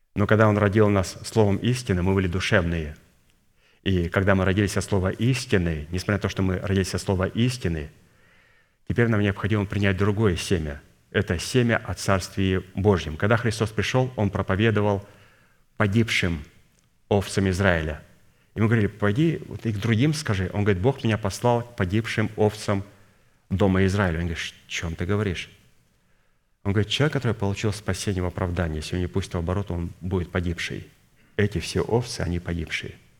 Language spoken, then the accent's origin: Russian; Kazakhstan; Я родился в Казахстане